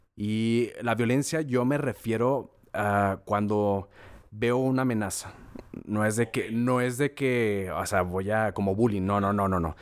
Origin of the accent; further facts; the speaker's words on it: Torreón, Coahuila, Mexico; moved away as an adult; also born or lived in San Luis Potosí; yo me fui de Torreón por lo mismo de, la violencia y como no había escuela aquí para estudiar